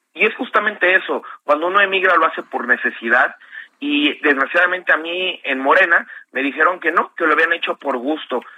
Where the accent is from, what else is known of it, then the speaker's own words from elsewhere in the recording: Mexico; no somos falsos mexicanos